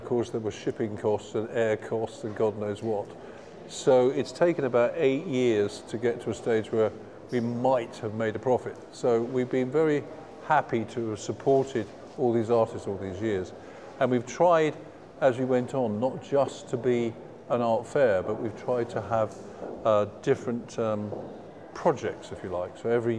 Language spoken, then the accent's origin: English; England, United Kingdom; as we know, being English, a lot of our major pop stars came from art schools.